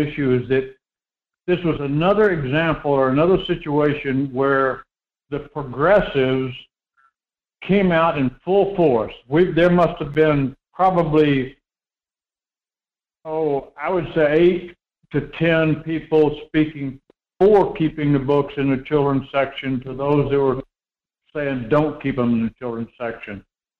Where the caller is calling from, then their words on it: Homer, Alaska, United States; This is … down in Homer.